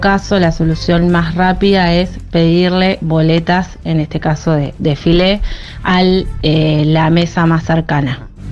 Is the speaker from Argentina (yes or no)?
yes; Santa Fe, Argentina; soy de Santa Fe